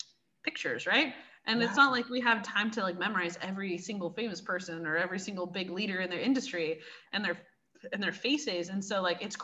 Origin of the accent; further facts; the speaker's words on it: Seattle, Washington, United States; I'm from Seattle. I was born and raised, so I'm a Pacific Northwesterner.